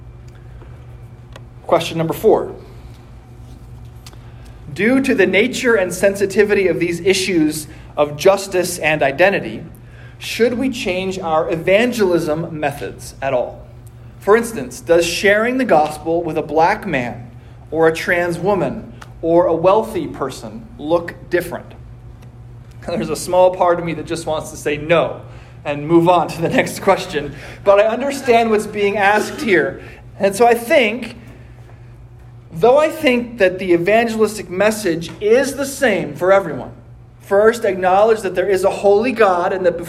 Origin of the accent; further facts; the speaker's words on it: United States; I am an American